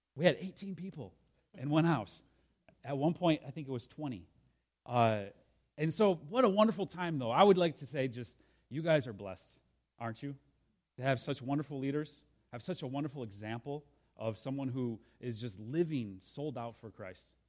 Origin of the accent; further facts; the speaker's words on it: Lansing, Michigan, United States; moved away; also born or lived in Senegal; I'm a carpenter from Lansing. That's where I got my start